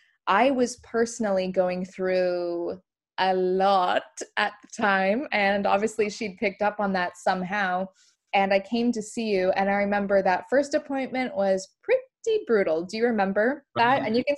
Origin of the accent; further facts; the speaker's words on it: Canada; now in England, United Kingdom; And especially when I moved from Canada to England, I really missed the smell of my mom.